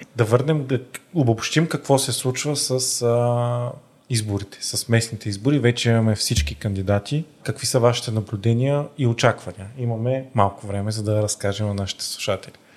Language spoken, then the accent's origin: Bulgarian; Varna, Varna Province, Bulgaria; Аз като варненец